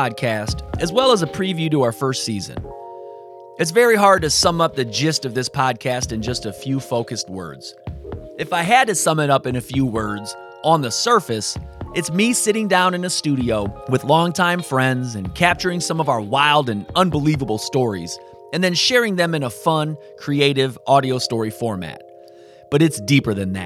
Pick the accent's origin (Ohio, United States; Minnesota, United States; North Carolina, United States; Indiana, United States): Indiana, United States; South Bend; the neighborhood that I grew up in, Sunnymead, in South Bend, Indiana.